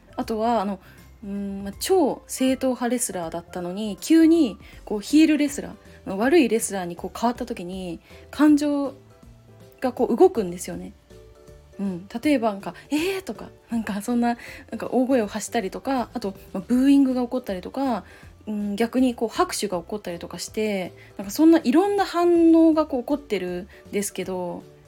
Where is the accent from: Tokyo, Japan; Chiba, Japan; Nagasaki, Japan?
Chiba, Japan; moved away as an adult; also born or lived in Ishikawa Prefecture / Saitama Prefecture / Kanagawa Prefecture / Aichi Prefecture; now in Aichi, Japan; まず石川県で生まれてでその後埼玉県に引っ越しました、まあ、それで幼稚園の年長さんくらいに千葉県に引っ越してでそのまま二十歳までは過ごした